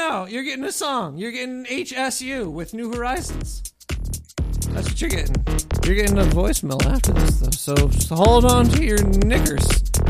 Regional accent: Brooklyn, New York, United States; Well, I'm definitely not African. I'm definitely from Brooklyn. Actually, it doesn't sound like that either, but I am, everybody. I was born here.

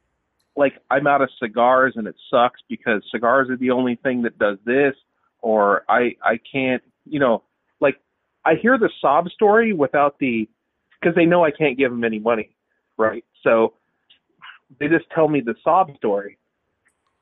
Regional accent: Los Angeles, California, United States; I was born in Los Angeles

